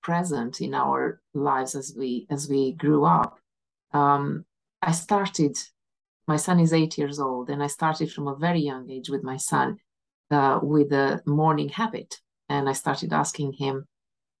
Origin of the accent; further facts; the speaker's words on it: Romania; moved away as an adult; also born or lived in England / Aberdeen / Inverness; now in Scotland; back home, in my home country, in Romania